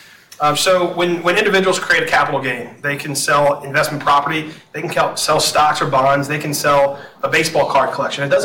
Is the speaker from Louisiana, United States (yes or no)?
yes; New Orleans, Louisiana, United States; moved away; I'm born and raised in New Orleans, moved back to New Orleans following Hurricane Katrina.